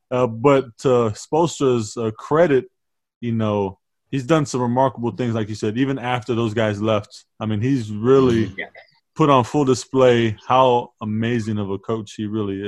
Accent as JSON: {"language": "English", "town": "San Antonio", "region": "Texas", "country": "United States", "tie": "born or raised there", "said": "I grew up in San Antonio, diehard Spurs fan."}